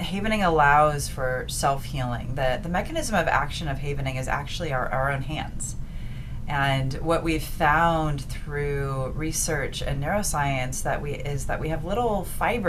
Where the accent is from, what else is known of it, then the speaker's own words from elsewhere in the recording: Midwest, United States; now in Los Angeles, United States; I'm from the Midwest. I'm a good old-fashioned Midwestern girl, transplant to Los Angeles, and still here